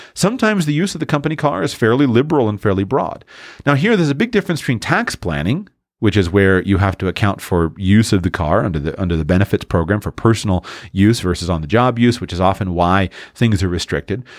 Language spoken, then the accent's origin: English; Florida, United States; I'm from Florida